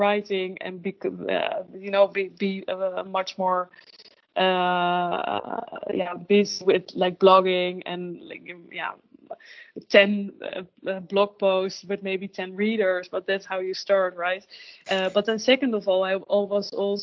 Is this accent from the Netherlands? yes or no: yes; Netherlands; first language Dutch; English is a second language; also born or lived in London, United Kingdom / Amsterdam, Netherlands; I really miss my mother tongue and like being able to make jokes in Dutch